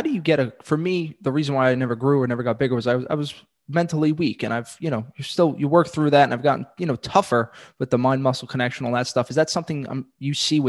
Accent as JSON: {"language": "English", "town": "New York City", "region": "New York", "country": "United States", "said": "I'm the kid from Brooklyn"}